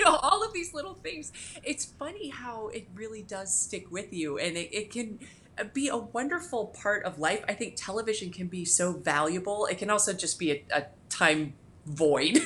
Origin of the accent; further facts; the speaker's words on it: Cincinnati, Ohio, United States; now in Florida, United States; I grew up in Cincinnati